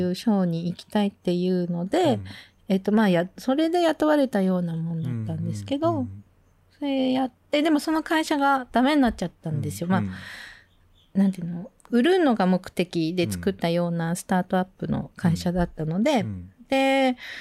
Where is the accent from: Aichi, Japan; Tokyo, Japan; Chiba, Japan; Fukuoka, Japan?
Tokyo, Japan; moved away as an adult; also born or lived in France / Bordeaux, France; でずっと東京で育ってたんで